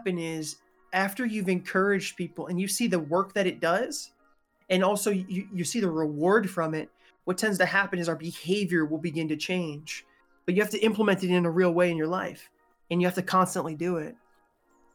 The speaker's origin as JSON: {"language": "English", "area": "Massachusetts, New York", "region": "Northeast", "country": "United States", "tie": "born or raised there", "said": "I'm a Northeastern, right? A New Englander. I was raised in Massachusetts, New York."}